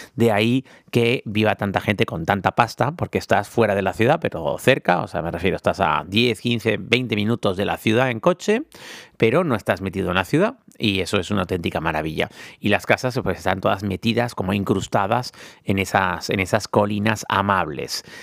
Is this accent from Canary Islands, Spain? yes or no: yes; Tenerife, Canary Islands, Spain; todos los que somos de Tenerife en el Sauzal